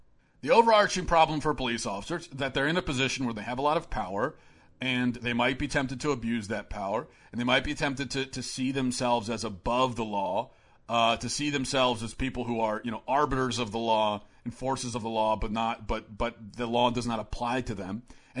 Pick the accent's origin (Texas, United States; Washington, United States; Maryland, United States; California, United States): Maryland, United States; how I grew up in Baltimore County. Growing up, most of my closest friends were not white Christian.